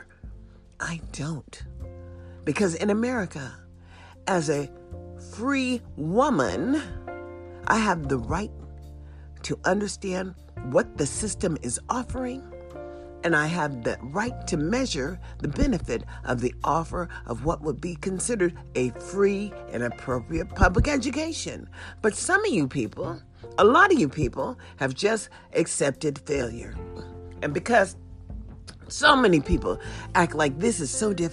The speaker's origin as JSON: {"language": "English", "country": "United States", "also_born_or_lived": "Nevada", "said": "I am an American citizen."}